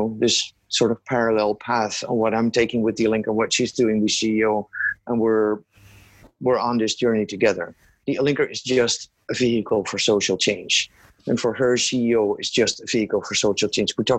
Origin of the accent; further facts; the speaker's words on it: Netherlands; moved away as an adult; also born or lived in Kenya / Afghanistan; I was raised, born and raised in the Netherlands.